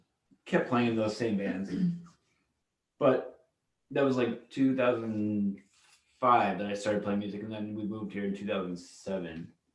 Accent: Green Bay, Wisconsin, United States; also born or lived in Madison, Wisconsin; now in Milwaukee, United States; Grew up in Green Bay and then moved to Madison

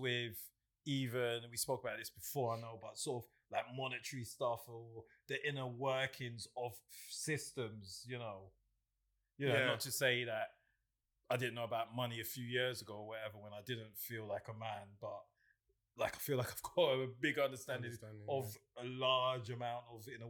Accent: Ghana; So growing up in Ghana, you're more cautious of things.

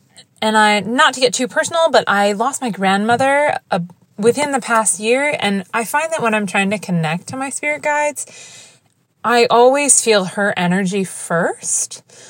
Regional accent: Washington, District of Columbia, United States; Hi, Natalie. … I'm from Washington, D.C. in the United States.

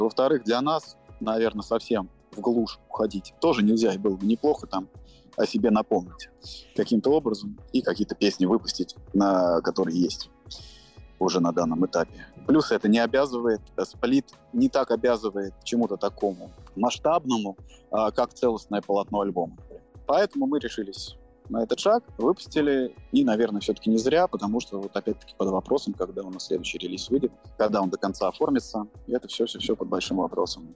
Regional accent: Moscow, Russia; я родился в Москве

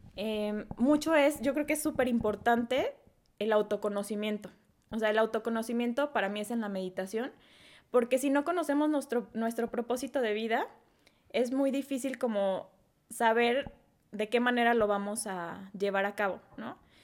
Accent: Guadalajara, Jalisco, Mexico; now in Querétaro, Mexico; soy de Guadalajara, Jalisco

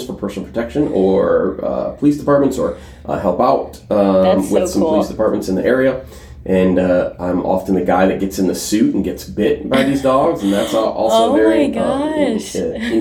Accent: Flint, Michigan, United States; also born or lived in Chicago, Illinois; grew up most of my life in Flint, and not suburbs, like legit Flint.

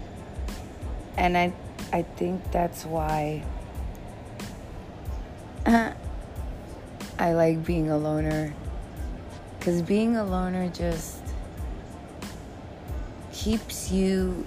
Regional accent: New York, United States; being a New Yorker

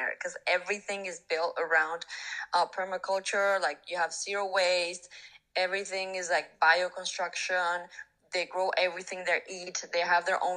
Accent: Argentina; moved away as an adult; also born or lived in Mexico City, Mexico; my hometown, that is a very small town in Argentina

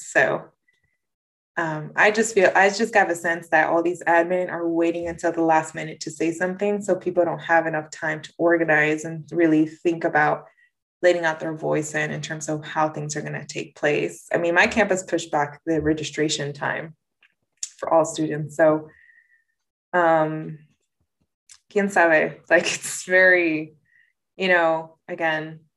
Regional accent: Napa, California, United States; I grew up in Napa

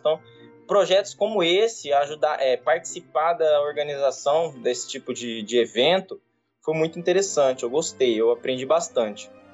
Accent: Brazil; sou de Vargas da Grande

